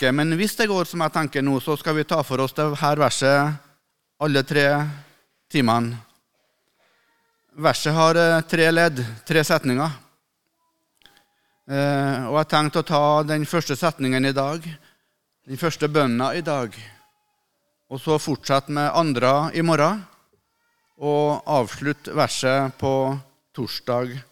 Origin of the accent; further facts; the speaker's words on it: Melhus, Trøndelag, Norway; når jeg var guttunge hjemme på Rødde, der jeg vokste opp, i Melhus i Trøndelag